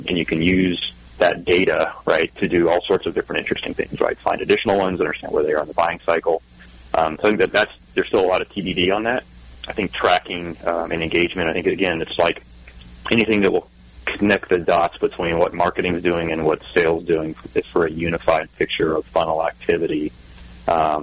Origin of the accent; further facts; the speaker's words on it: the South, United States; moved away; I'm from the South.